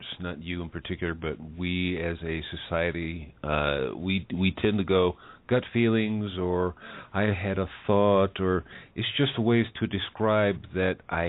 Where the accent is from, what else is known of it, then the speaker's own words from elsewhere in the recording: United States; now in Mexico; I'm an American, lives in Mexico